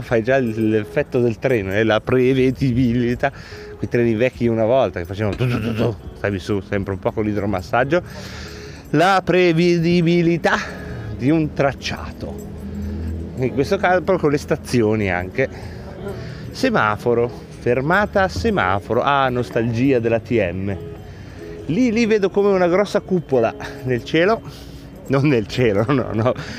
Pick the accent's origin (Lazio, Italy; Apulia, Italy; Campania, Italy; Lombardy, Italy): Lombardy, Italy; province of Varese; dalle nostre parti della provincia di Varese